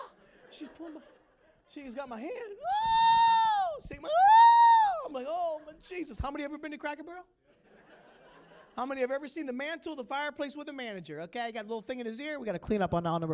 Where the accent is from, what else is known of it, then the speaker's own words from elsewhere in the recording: Pittsburgh, Pennsylvania, United States; moved away as an adult; also born or lived in Battle Creek, Michigan / Detroit, Michigan; now in Grand Rapids, United States; I'm from Pittsburgh